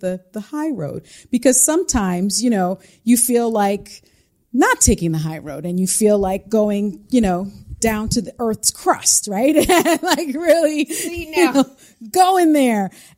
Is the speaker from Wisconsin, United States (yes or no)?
no; The Bronx, New York, United States; See, I'm from the Bronx.